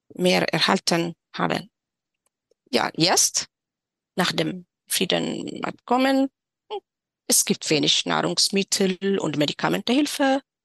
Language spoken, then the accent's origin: German; Tigray, Ethiopia; German is a second language; moved away as an adult; also born or lived in Shire; now in Erlangen, Germany; Ich bin in Tigray aufgewachsen.